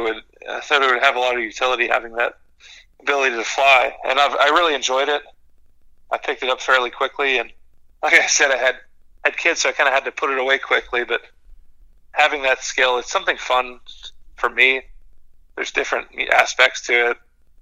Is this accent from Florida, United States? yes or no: yes; Florida, United States; I grew up in Florida